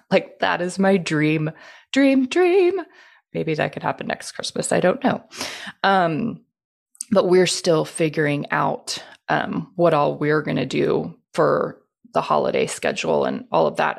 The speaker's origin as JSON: {"language": "English", "town": "Houston", "region": "Texas", "country": "United States", "tie": "born or raised there", "said": "I was born and raised in Houston"}